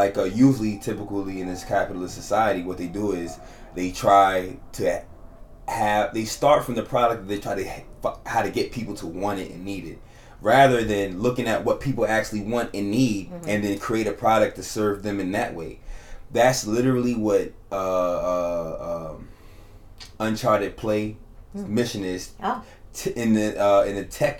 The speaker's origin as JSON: {"language": "English", "town": "New York City", "region": "New York", "country": "United States", "said": "I'm from Harlem"}